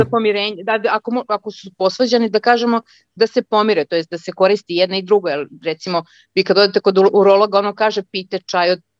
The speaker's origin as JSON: {"language": "Croatian", "town": "Belgrade", "country": "Serbia", "tie": "born or raised there", "also_born_or_lived": "Croatia", "moved": "as an adult", "lives_now": "Munich, Germany", "said": "trenutno živim u Minhenu, ali veliki izazov imam sa uopšte sa našim prostorima. Rodom sam iz Hrvatske, odrasla sam u Beogradu"}